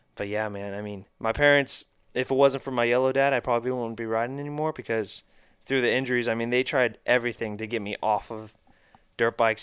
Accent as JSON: {"language": "English", "town": "Marietta", "country": "United States", "tie": "born or raised there", "also_born_or_lived": "Texas", "said": "I was born in Texas, and a couple years, I think when I was two, my parents moved out to Marietta before, like when this was all dirt still"}